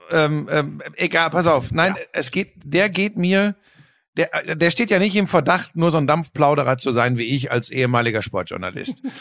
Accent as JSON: {"language": "German", "area": "Ruhr area", "region": "North Rhine-Westphalia", "country": "Germany", "said": "Ich komme aus dem Ruhrgebiet, wir sind in erster Linie jetzt eine Arbeiterklientel."}